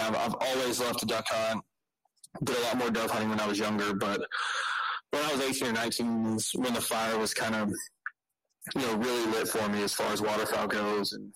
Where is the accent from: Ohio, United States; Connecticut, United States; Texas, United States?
Texas, United States; Beaumont; I grew up here in Beaumont, Texas, Southeast Texas